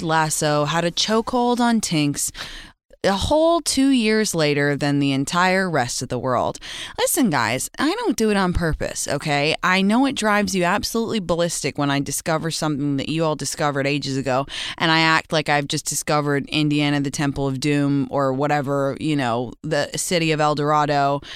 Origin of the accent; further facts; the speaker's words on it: London, United Kingdom; now in California, United States; my hometown of London when I live in California